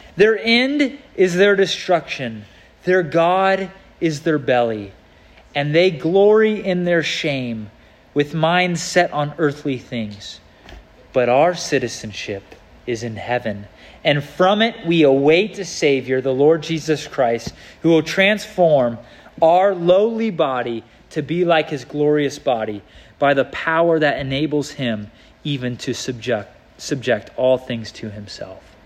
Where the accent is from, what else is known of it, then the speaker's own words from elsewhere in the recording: United States; I'm an American citizen